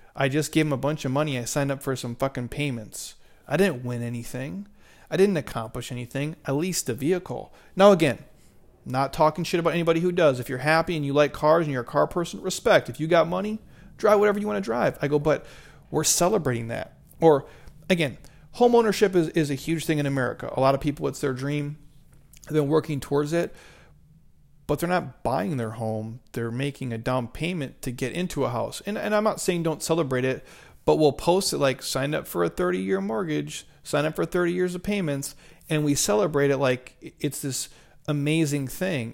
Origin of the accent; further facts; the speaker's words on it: Midwest, United States; I grew up in the Midwest